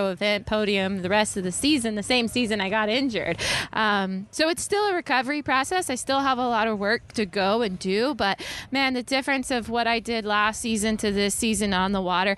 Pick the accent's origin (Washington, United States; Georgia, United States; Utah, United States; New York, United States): Georgia, United States; my hometown of Georgia